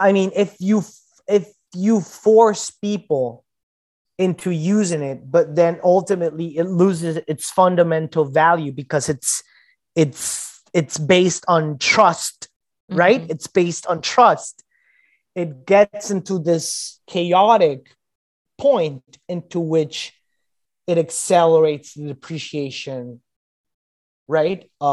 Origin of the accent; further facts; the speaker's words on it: Venezuela; now in Brazil; I'm in Brazil. I come from Venezuela.